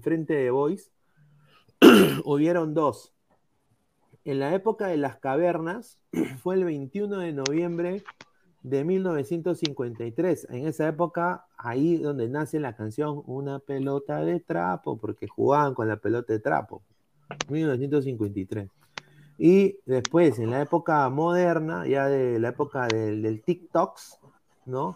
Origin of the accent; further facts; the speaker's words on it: Peru; todos somos peruanos